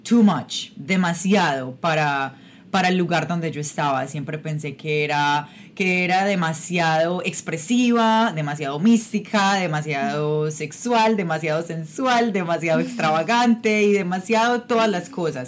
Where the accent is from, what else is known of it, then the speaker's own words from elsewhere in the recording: Medellín, Antioquia, Colombia; moved away as an adult; yo soy yo soy de Colombia, yo soy de Medellín, Colombia